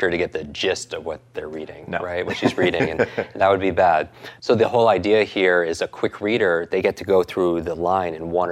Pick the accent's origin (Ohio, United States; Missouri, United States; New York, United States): New York, United States; I'm from New York